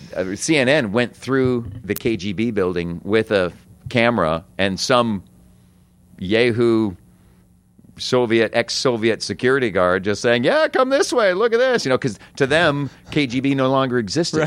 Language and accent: English; United States; we're American